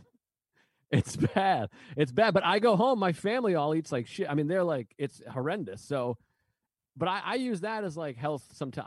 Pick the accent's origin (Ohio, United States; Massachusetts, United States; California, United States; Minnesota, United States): Massachusetts, United States; now in New York, United States; I was just born there. I, at least I'm from there